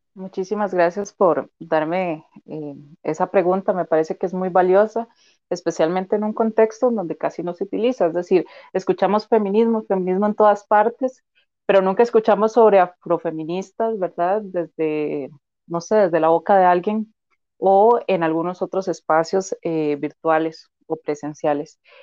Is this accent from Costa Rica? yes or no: yes; Turrialba, Cartago, Costa Rica; also born or lived in Limón; yo nací en Limón, pero yo no crecí en Limón, crecí en Cartago, ¿verdad? En Turrialba principalmente